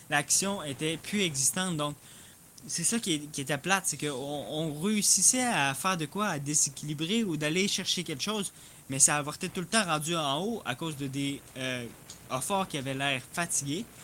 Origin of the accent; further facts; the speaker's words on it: Belgium; Je suis belge, j'ai déjà joué avec.